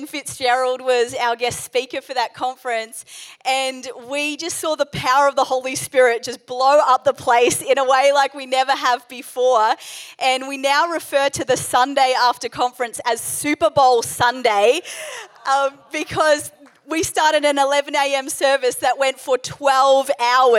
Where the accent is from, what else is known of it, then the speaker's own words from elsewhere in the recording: New Zealand; also born or lived in England; I was born in England. We moved to New Zealand when I was about 2 years old